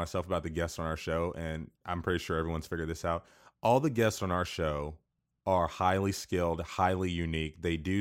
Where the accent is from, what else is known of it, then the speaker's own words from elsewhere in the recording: Wichita, Kansas, United States; I'm from Wichita, Kansas, which is only known for the Shockers